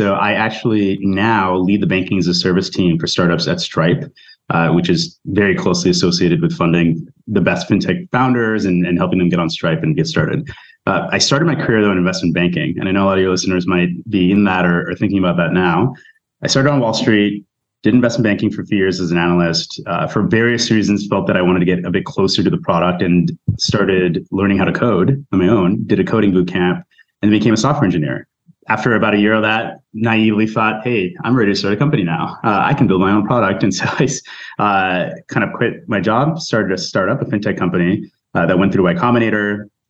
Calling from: New York City, New York, United States; I'm actually in New York City.

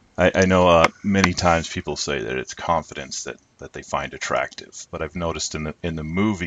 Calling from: near Phoenix, Arizona, United States; I'm calling from Arizona, near Phoenix.

